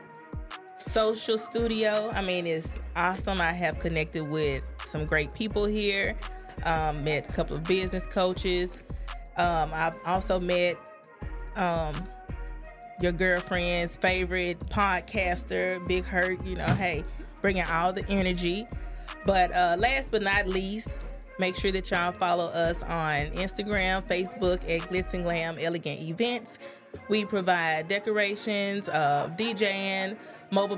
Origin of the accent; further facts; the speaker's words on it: Memphis, Tennessee, United States; I'm from Memphis, Tennessee.